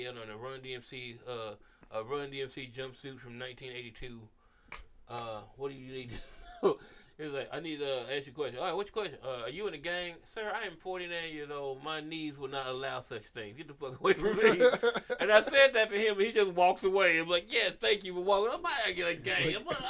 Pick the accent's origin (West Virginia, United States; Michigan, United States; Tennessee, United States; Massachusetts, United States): Tennessee, United States; Memphis; It's Memphis. I didn't grow up anywhere else. Memphis was fun.